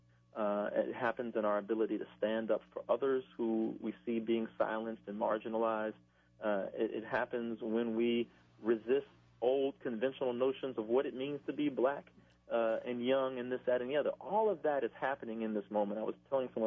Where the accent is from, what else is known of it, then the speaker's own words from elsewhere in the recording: Baton Rouge, Louisiana, United States; I'm a Baton Rouge native